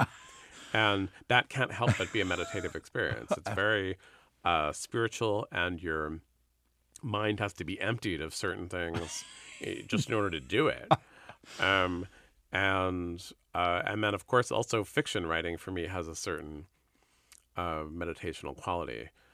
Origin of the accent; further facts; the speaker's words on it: San Francisco, California, United States; I grew up in San Francisco